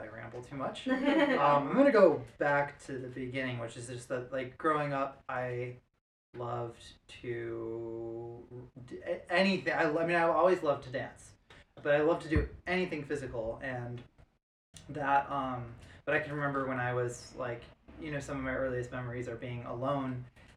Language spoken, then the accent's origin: English; La Grange Park, Illinois, United States; I grew up in the south suburbs of Chicago.